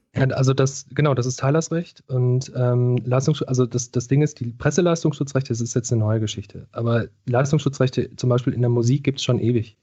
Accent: Ruhr area, North Rhine-Westphalia, Germany; ich komme aus dem Ruhrgebiet

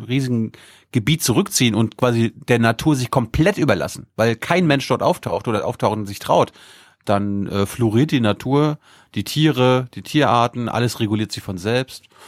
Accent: Mecklenburg-Vorpommern, Germany; für mich als Mecklenburger

